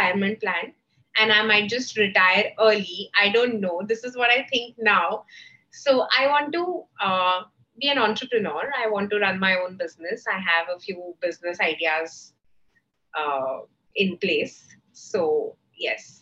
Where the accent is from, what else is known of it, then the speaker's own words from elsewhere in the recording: Patiala, Punjab, India; I come from a small town, you know, I come from Patiala.